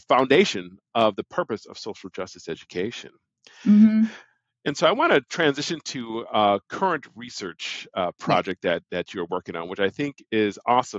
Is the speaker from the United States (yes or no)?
yes; Milwaukee, Wisconsin, United States; I'm from Milwaukee, Wisconsin. And I was part of the 220 program, which was a program to desegregate the suburban schools, right? So we were the Black kids bused to the suburbs.